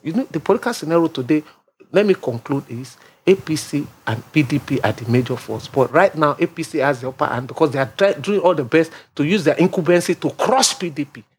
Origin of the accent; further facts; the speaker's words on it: Lagos, Nigeria; I'm from Lagos State. My father is from Ogun State. I was born in Lagos State.